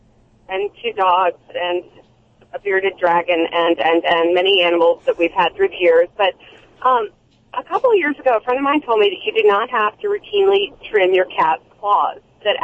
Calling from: Apollo Beach, Florida, United States; Florida. Apollo Beach, Florida.

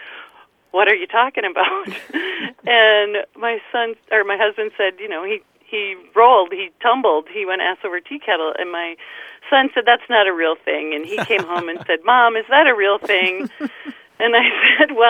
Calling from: Menasha, Wisconsin, United States; I'm calling from Menasha, Wisconsin.

